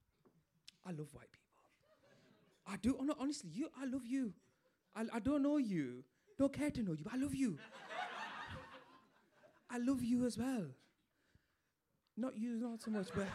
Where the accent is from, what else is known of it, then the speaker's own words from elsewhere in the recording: Bradford, Yorkshire and the Humber, United Kingdom; I'm from Bradford, as you can tell by my accent.